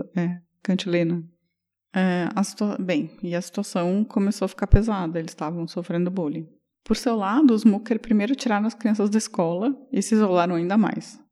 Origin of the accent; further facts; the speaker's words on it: Brazil; sou brasileiro